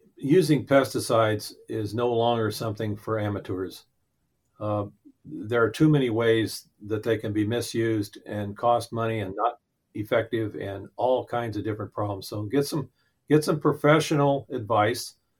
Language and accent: English; Central Valley of Arizona, United States; I grew up in the Central Valley of Arizona